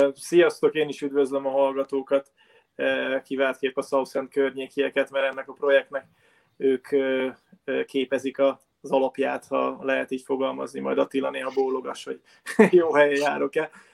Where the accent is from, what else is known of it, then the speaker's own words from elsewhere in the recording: Hungary; moved away as an adult; also born or lived in England; mint magyarok, mint magyar-magyarok